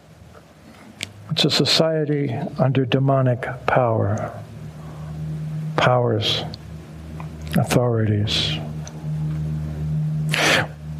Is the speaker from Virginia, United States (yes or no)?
yes; Arlington, Virginia, United States; I grew up here in Arlington